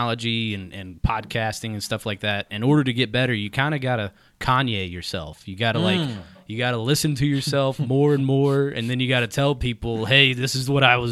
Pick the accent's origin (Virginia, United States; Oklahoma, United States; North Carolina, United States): North Carolina, United States; Charlotte; I've been from Charlotte, North Carolina. This is my hometown.